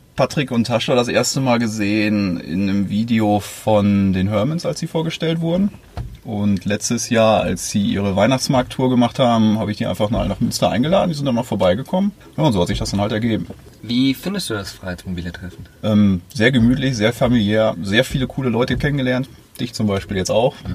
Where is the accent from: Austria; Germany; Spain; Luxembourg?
Luxembourg; Ich komme halt aus Luxemburg und bin auch hier geboren und ich arbeite mit Hunden.